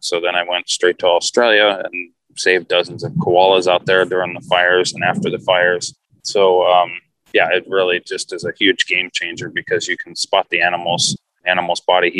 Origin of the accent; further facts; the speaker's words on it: Texas, United States; now in California, United States; I had kind of started real early on because when I moved from Texas to go to school in California, I came out here